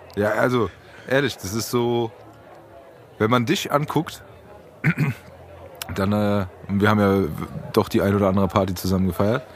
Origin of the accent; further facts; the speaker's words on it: Frankfurt, Hesse, Germany; wir sind ja Frankfurter